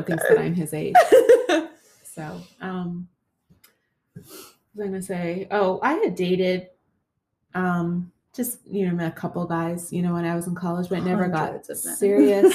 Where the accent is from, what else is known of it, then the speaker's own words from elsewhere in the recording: Canada; moved away as an adult; now in United States; I grew up in Canada